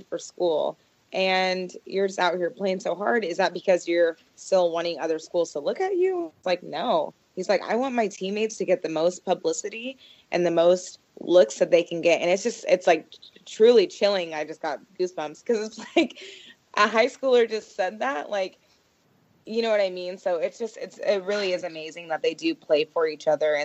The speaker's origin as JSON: {"language": "English", "town": "Portland", "region": "Oregon", "country": "United States", "said": "I'm from Portland."}